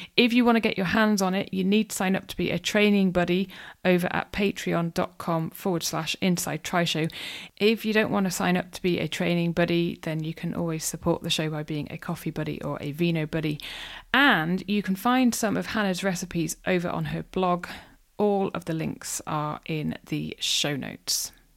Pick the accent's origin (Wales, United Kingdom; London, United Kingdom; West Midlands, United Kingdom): Wales, United Kingdom; North; moved away; I grew up in North Wales and, yeah, love being back there